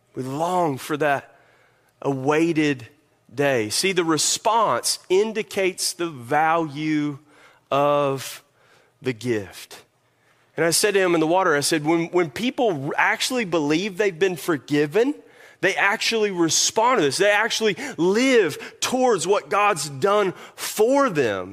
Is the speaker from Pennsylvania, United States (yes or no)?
no; Kentucky, United States; moved away; I'm made in Kentucky.